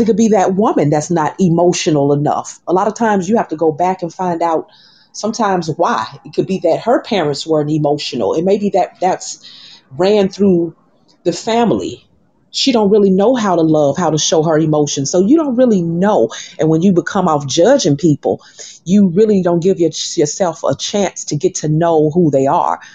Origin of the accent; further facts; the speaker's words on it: Birmingham, Alabama, United States; also born or lived in Atlanta, Georgia; now in Miami, United States; people from my hometown, Birmingham, Alabama